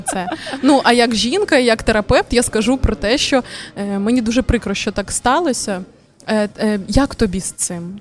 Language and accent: Ukrainian; Kharkiv, Kharkiv Oblast, Ukraine; я з Харкова